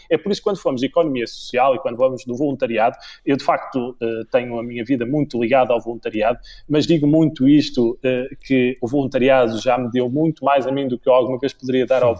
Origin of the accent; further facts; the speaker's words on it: Viana do Castelo, Portugal; eu sou de Viana do Castelo